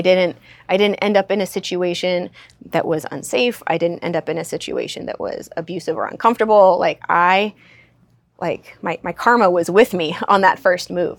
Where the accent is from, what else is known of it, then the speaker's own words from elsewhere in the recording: Southern California, United States; I grew up in Southern California